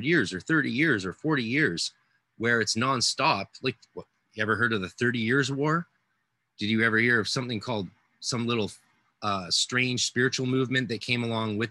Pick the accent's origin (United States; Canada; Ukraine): Canada